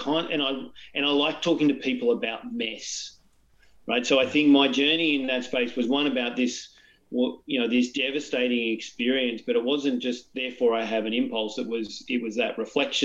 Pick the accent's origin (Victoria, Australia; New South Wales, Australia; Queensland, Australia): New South Wales, Australia; Newcastle; I grew up in Newcastle, north of Sydney